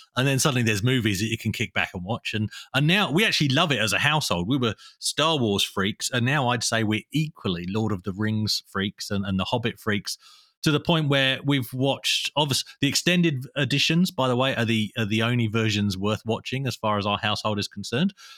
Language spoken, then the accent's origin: English; England, United Kingdom; now in Australia; I was born in England and moved to Australia